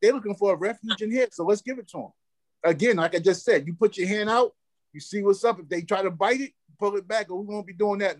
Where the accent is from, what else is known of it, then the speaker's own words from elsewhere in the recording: New York City, New York, United States; I grew up in Cypress Projects.